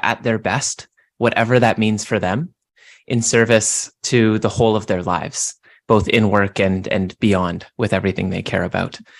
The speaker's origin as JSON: {"language": "English", "country": "Canada", "said": "I'm Canadian"}